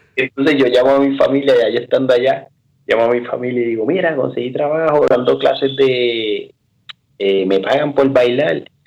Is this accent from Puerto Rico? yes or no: yes; Toa Alta, Puerto Rico; moved away as an adult; also born or lived in Bayamón, Puerto Rico / San Juan, Puerto Rico / Kenya; now in Switzerland; resulta que nací en, en, en Bayamón, ¿verdad? Hospital Hermanos hermano Meléndez y eso. Pero toda mi vida me crié entre Toalta y Bayamón